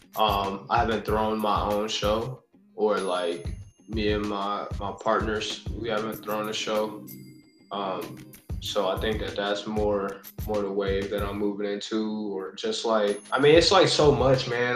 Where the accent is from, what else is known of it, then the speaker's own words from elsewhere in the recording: near the Pennsylvania border, eastern Ohio, United States; now in Columbus, United States; Pittsburgh is probably like an hour and 20 from my hometown. Okay because it's like right there on the border of PA